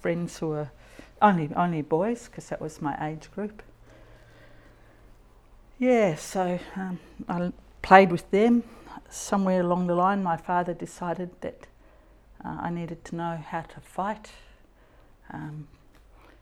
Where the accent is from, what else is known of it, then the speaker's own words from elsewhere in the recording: Papua New Guinea; now in Western Australia, Australia; I was born and raised in Papua New Guinea. I grew up there